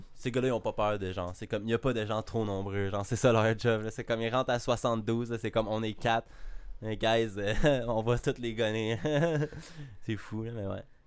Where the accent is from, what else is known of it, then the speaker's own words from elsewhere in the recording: Canada; je suis canadien.